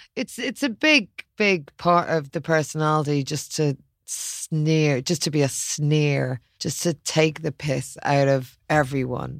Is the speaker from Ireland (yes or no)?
yes; Ireland; also born or lived in London